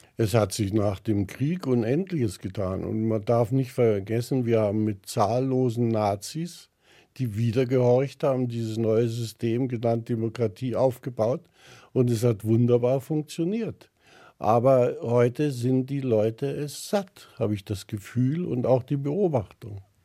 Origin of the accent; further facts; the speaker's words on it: Germany; sind wir Deutsche